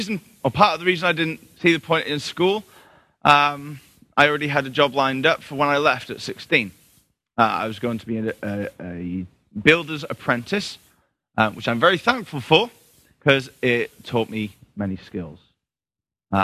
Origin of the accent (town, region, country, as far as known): facing the Isle of Anglesey, Wales, United Kingdom; born or raised there